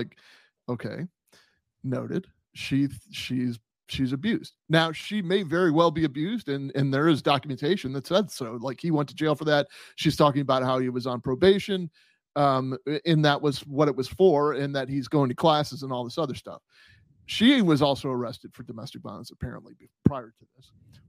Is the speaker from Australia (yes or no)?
no; Puerto Rico; I mean, I grew up in Puerto Rico and my dad played professional cricket.